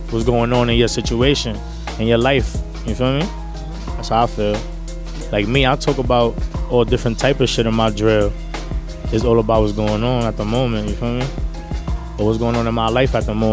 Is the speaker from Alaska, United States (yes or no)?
no; New York City, New York, United States; I'm from Harlem, New York.